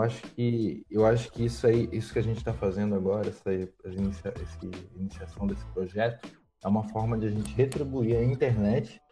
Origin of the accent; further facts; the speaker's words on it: Itajaí, Santa Catarina, Brazil; eu sou de Itajaí